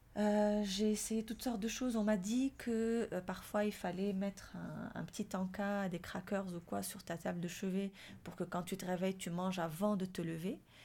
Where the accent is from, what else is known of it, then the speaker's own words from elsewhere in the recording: Morocco; now in France; chez nous, au Maroc, on a grandi avec la mandarine